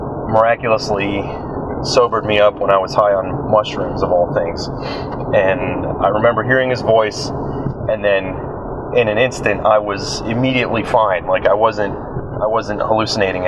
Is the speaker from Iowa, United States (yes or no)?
no; New Jersey, United States; moved away as an adult; I was born and raised in New Jersey